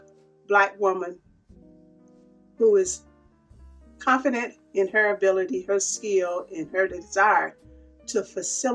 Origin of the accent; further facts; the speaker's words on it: Clarksdale, Mississippi, United States; accent: southern drawl; moved away; also born or lived in Cleveland, Ohio; You probably have picked up on my southern drawl, because I'm from smack dab in the middle of the Mississippi Delta.